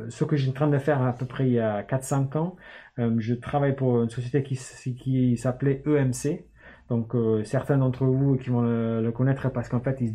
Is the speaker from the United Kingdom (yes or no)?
yes; Newcastle, North East England, United Kingdom; French is a second language; moved away as an adult; also born or lived in Oxford; je suis, né en Angleterre. je viens du nord de l'Angleterre. Et euh, puis après, euh, j'ai grandi à Newcastle fais 18 ans. Je suis parti euh, au sud, à Oxford, pour faire mes études.